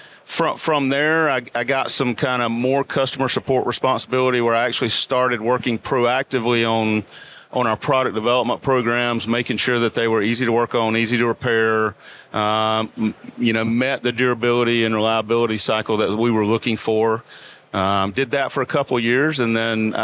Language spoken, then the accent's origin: English; Dunn, North Carolina, United States; I grew up in eastern North Carolina, a little town called Dunn